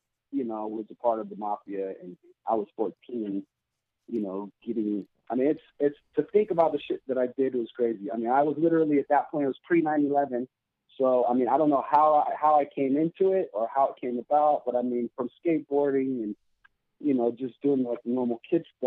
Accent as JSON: {"language": "English", "region": "Southern California", "country": "United States", "tie": "born or raised there", "also_born_or_lived": "North Hollywood", "said": "I was born and raised in Southern California"}